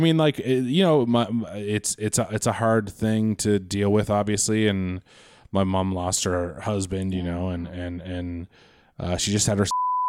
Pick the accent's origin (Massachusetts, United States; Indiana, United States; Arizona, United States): Massachusetts, United States; Quincy; moved away as an adult; now in Los Angeles, United States; I'm from Quincy, Massachusetts.